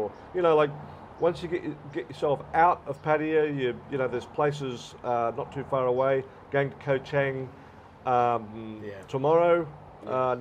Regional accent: Australia; moved away as an adult; also born or lived in Pacific Islands; now in Pattaya, Thailand; I'm from Australia

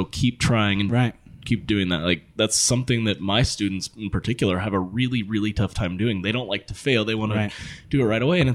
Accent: Springfield, Oregon, United States; I'm from Springfield, Oregon. Like that was where I was born.

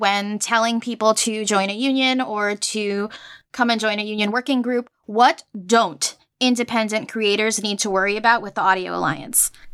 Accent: Puerto Rico; moved away; I am from Puerto Rico, and in, uh, I'm from, uh, I grew up there

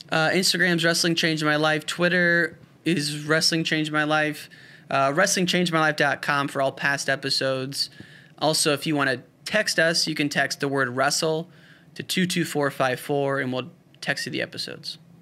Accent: Illinois, United States; I grew up in the Quad Cities, uh, which is on the western side of Illinois

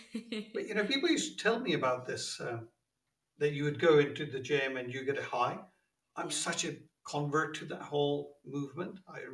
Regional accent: London, United Kingdom; also born or lived in Pakistan; I was born in Pakistan, came to the UK when I was 10 years old, and I've really been a Londoner since then, except for brief spells.

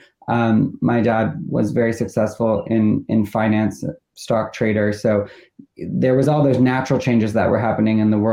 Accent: Toronto, Ontario, Canada; moved away; We grew up in Toronto.

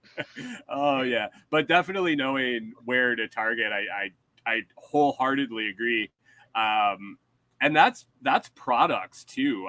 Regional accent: New York, United States; also born or lived in Minnesota; now in Texas, United States; I'm from New York

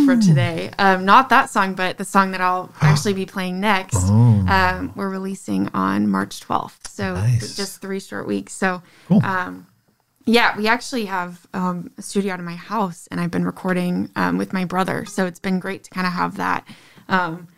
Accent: Novi, Michigan, United States; I grew up in Novi

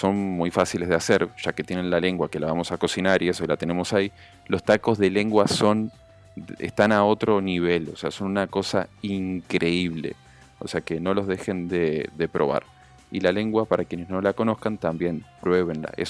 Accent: Uruguay; moved away as an adult; now in Dominican Republic; Después de 17 años soy más criollo dominicano que...

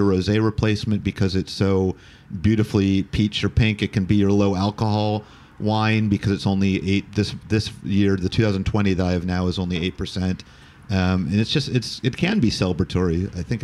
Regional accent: United States; moved away as an adult; now in United Kingdom; being American

